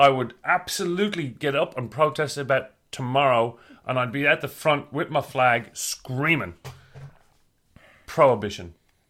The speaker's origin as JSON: {"language": "English", "country": "Ireland", "tie": "born or raised there", "said": "When I grew up in Ireland, the pubs closed in winter at 11 and in summer at 11:30."}